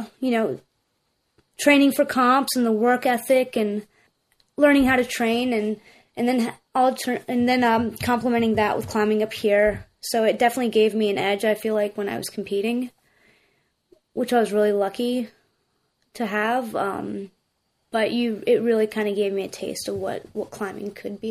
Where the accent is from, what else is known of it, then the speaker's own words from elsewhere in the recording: Greensboro, North Carolina, United States; moved away as an adult; now in New River Gorge, West Virginia, United States; I grew up in Greensboro, North Carolina